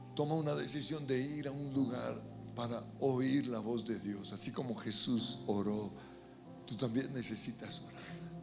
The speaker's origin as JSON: {"language": "Spanish", "country": "Colombia", "said": "somos los colombianos"}